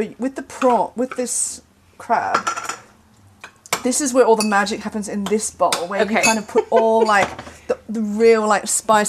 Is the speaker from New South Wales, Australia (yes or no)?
yes; Sydney, New South Wales, Australia; moved away as an adult; also born or lived in Canberra; I grew up in Sydney and then I left Sydney.